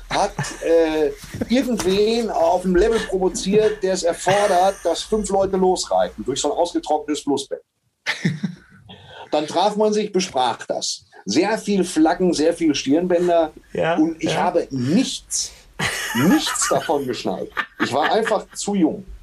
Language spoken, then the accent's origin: German; Germany; also born or lived in Waltrop